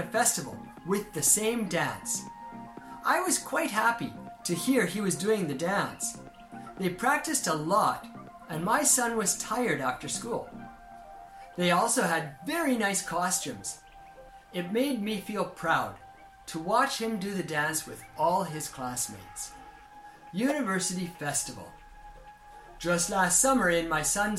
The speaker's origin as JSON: {"language": "English", "country": "Canada", "tie": "born or raised there", "moved": "yes", "lives_now": "Japan", "said": "growing up in Canada"}